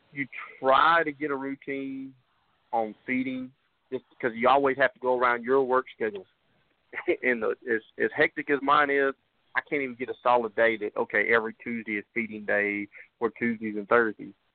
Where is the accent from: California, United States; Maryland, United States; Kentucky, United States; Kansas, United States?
Kansas, United States; moved away; my home state of Kansas